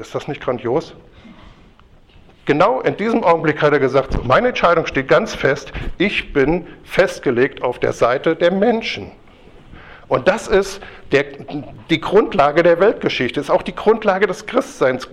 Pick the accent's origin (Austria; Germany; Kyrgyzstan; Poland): Germany; Kassel, Hesse; ich komme ja aus Kassel